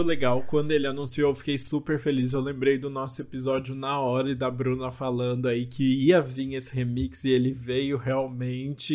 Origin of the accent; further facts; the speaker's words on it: São Paulo, Brazil; eu sou da ZL, minha, minha avó, minha, meus avós sempre moraram ali pertinho da Vila Formosa